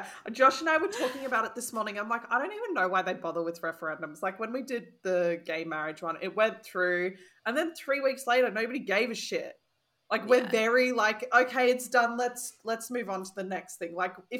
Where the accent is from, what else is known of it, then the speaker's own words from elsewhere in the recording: Australia; we're Australian